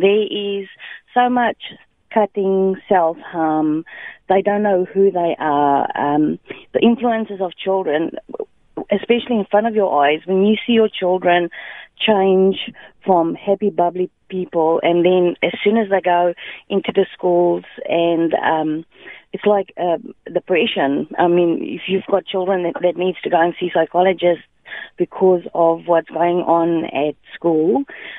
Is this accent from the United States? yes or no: no; South Africa; also born or lived in New Zealand; now in Bunbury, Australia; We are originally from South Africa, and we've stayed in New Zealand for some time and now being in Australia